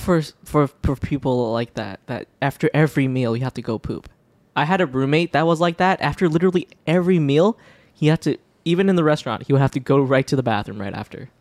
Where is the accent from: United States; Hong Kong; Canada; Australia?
Hong Kong; moved away; when I was a kid and I was from Hong Kong